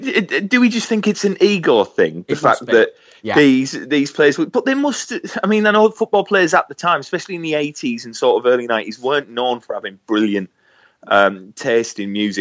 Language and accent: English; Middlesbrough, North East England, United Kingdom; being from Middlesbrough